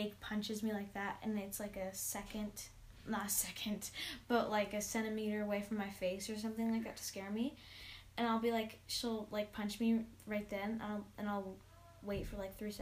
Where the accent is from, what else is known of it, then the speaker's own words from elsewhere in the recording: California, United States; I was born in California, and I've lived in the same house all my life, which is in California